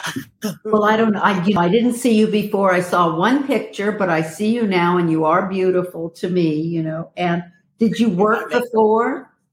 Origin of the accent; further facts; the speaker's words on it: New York City, New York, United States; I'm from Brooklyn